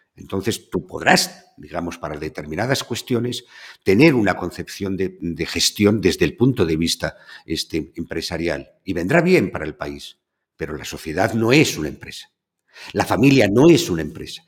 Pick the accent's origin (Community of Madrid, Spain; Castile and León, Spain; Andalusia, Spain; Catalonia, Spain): Castile and León, Spain; the Duero region; also born or lived in Seville; de mi tierra, en donde nace el Duero y donde termina.